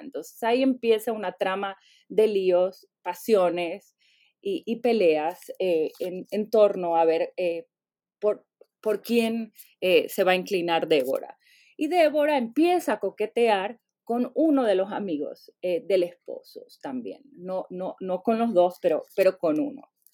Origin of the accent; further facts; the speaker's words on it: Venezuela; now in United States; nací en Venezuela, puedo, podría añadir también, pero tengo muchos años viviendo en Estados Unidos